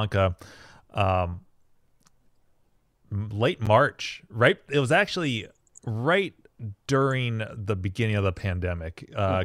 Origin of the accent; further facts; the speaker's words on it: St. Cloud, Minnesota, United States; where I grew up in St. Cloud